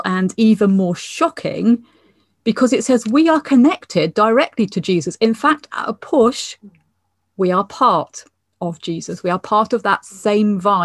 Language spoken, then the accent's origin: English; England, United Kingdom; now in Scotland, United Kingdom; as an English person